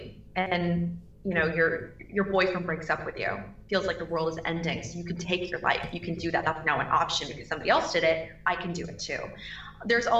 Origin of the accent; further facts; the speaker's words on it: Troutdale, Oregon, United States; now in Orlando, United States; I come from Portland, Oregon, or just outside of Portland, Oregon, a town called Troutdale, very small